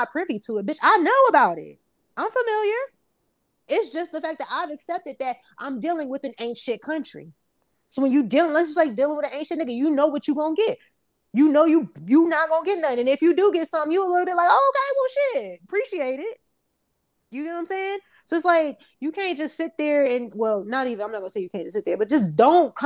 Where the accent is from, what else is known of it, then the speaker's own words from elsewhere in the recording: Newark, New Jersey, United States; I'm from Newark